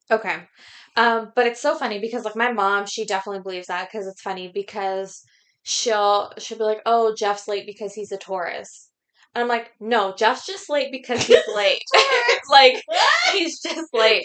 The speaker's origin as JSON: {"language": "English", "town": "Windsor", "region": "Ontario", "country": "Canada", "tie": "born or raised there", "first_language": "Macedonian", "second_language": "English", "said": "In Windsor, in Canada"}